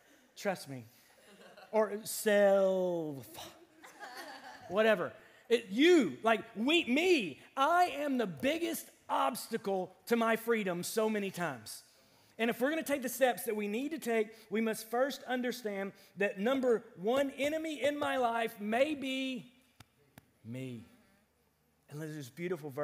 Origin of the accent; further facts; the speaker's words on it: United States; we're American